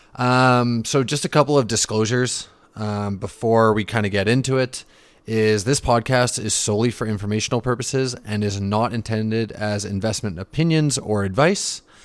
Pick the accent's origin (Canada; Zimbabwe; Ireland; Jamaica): Canada; Vancouver, British Columbia; also born or lived in Calgary / Okanagan; grew up in the Vancouver region, currently living in the Okanagan